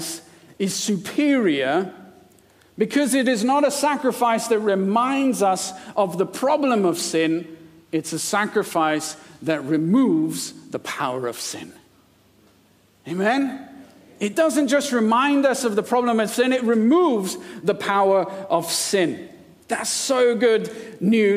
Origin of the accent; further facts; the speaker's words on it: India; now in United Kingdom; I was born and brought up in India, and I was an Indian citizen.